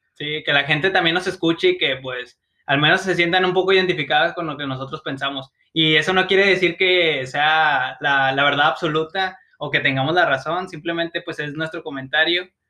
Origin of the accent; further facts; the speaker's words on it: Mexico; soy mexicano